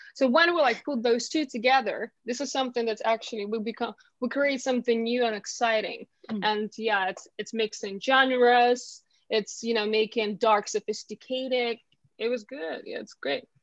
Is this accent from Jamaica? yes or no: no; Ukraine; English is a second language; moved away as an adult; now in London, United Kingdom